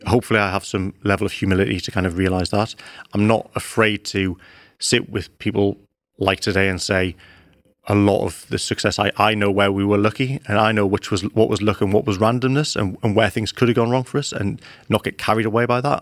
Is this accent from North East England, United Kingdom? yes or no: yes; Newcastle upon Tyne, North East England, United Kingdom; moved away; I grew up in Newcastle